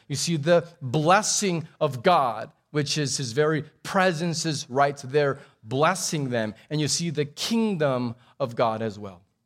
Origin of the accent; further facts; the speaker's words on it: Texas, United States; also born or lived in Abu Dhabi; we're Texan